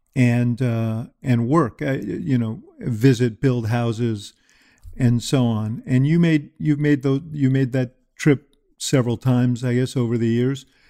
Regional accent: New York, United States; I was a kid growing up in New York

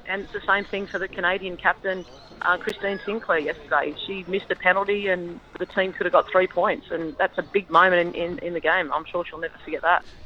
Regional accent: Campbelltown, New South Wales, Australia; I grew up in Campbelltown and um, played for Leppington Lions

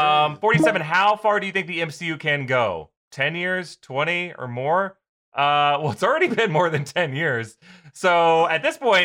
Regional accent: Florida, United States; now in California, United States; I grew up in Florida.

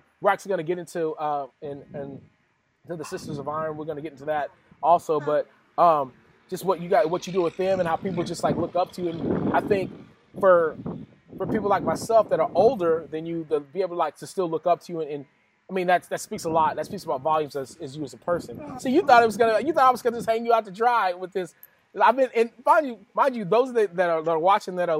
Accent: West Texas, United States; I'm from West Texas.

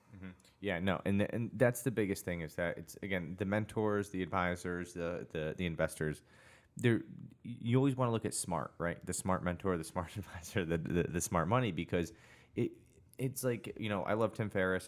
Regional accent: Connecticut, United States; I grew up in Connecticut. I went to CCSU

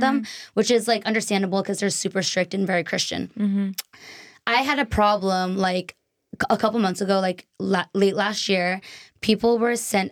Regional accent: near Boston, Massachusetts, United States; also born or lived in Taiwan; now in Los Angeles, United States; Not from Boston, like a suburb in Mhm. near Boston.

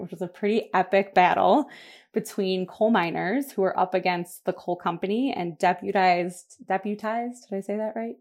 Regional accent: Buffalo, New York, United States; I am from Buffalo, New York, which is where I still live, and that's where most of my people still are. Um, I grew up here

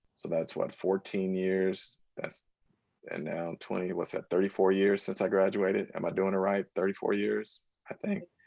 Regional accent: Northern California, United States; moved away as an adult; also born or lived in Washington, D.C.; I grew up in Northern California

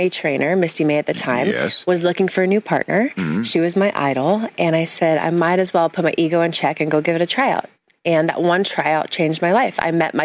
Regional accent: Santa Cruz, California, United States; You know, I grew up in Santa Cruz.

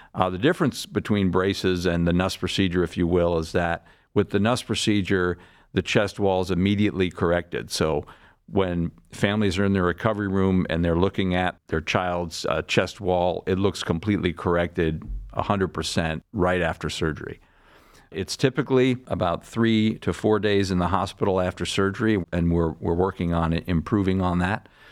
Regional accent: Larchmont, New York, United States; moved away as an adult; also born or lived in Boston; now in Cleveland, United States; I'm from uh, a town outside of New York City called Larchmont, New York. That's where I grew up

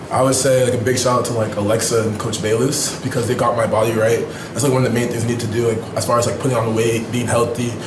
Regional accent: Rhode Island, United States; moved away as an adult; I'm a kid from Rhode Island.

